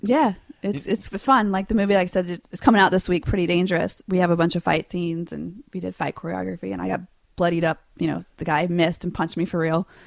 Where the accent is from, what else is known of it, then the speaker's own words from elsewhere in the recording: Louisiana, United States; I grew up in Louisiana with no money